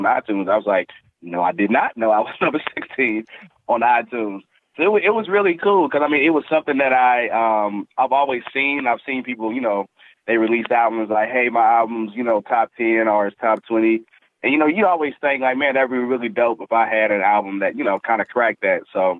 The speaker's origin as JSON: {"language": "English", "town": "Tampa", "region": "Florida", "country": "United States", "tie": "born there", "said": "I was born in Tampa, Florida. I'm an Army brat. So I'm pretty much from everywhere and nowhere at the same time."}